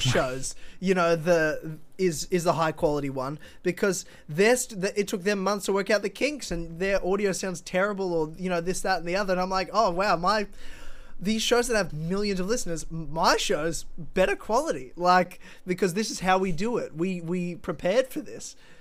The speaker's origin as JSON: {"language": "English", "country": "Australia", "said": "being an Australian"}